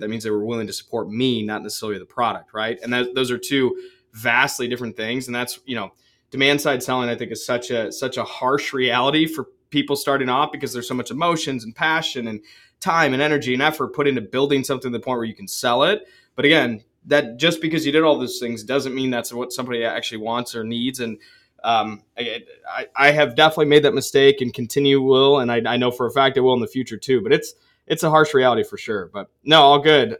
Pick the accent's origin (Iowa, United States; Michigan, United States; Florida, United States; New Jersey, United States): Michigan, United States; Ann Arbor; also born or lived in Holland, Michigan; I grew up in Ann Arbor